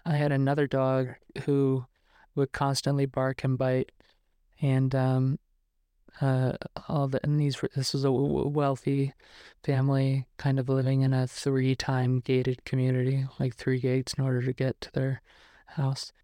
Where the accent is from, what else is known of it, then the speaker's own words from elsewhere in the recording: New York, United States; now in Los Angeles, United States; I'm from New York.